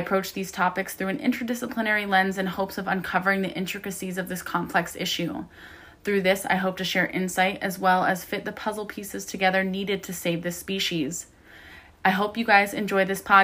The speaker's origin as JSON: {"language": "English", "region": "Ohio", "country": "United States", "said": "I'm from Ohio"}